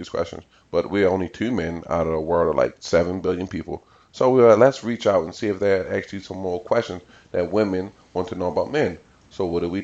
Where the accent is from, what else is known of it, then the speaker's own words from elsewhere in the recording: Baltimore, Maryland, United States; I grew up in Baltimore City. I've pretty much been here my entire life